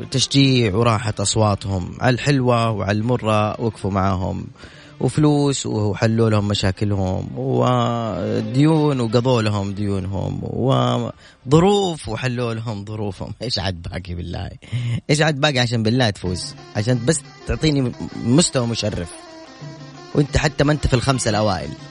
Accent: Jeddah, Makkah Province, Saudi Arabia; انا من جده

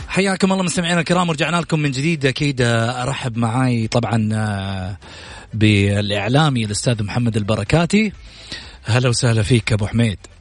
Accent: Saudi Arabia

